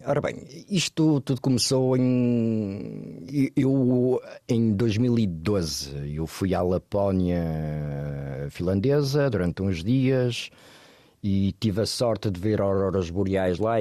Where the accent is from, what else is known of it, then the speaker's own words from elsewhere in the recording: Porto, Norte, Portugal; moved away as an adult; also born or lived in Lisbon; eu cresci no Porto e comecei a trabalhar no jornalismo do Porto. Toda a minha família é do Porto